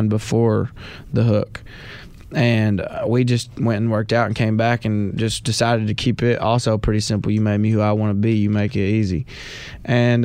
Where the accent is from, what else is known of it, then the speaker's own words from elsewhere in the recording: Knoxville, Tennessee, United States; also born or lived in Sneedville, Tennessee; I moved to Knoxville when growing up, so I consider Knoxville my hometown